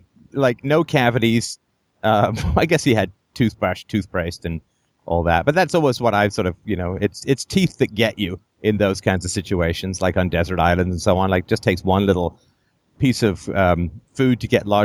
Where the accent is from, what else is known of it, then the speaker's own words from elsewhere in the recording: Ireland; I'm from Ireland